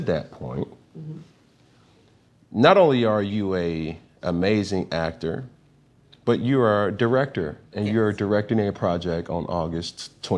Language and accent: English; Alabama, United States; also born or lived in Atlanta, Georgia; Me being from Atlanta originally and doing some time and having a very big impact and an impact being on my heart, mm-hmm. as my growth was in Alabama.